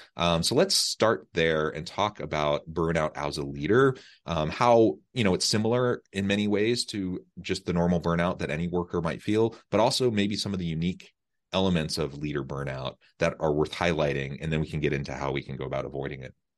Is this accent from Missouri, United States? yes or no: yes; Missouri, United States; moved away; I'm from Missouri, uh, not far from Omaha, really, um, just a few hours.